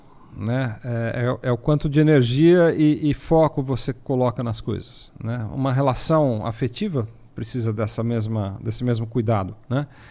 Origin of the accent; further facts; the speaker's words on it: São Paulo, Brazil; eu sou natural aqui de São Paulo, lá do bairro do Ipiranga